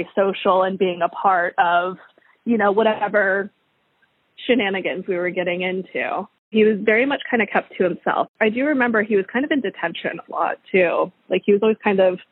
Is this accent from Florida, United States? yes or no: yes; Port St. Lucie, Florida, United States; born or raised there